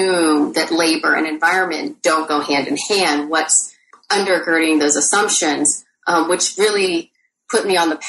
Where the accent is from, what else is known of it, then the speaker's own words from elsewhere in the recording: Torrance, California, United States; moved away as an adult; also born or lived in Ann Arbor, Michigan; now in Oregon, United States; I grew up in a combination of Torrance, California and Ann Arbor, Michigan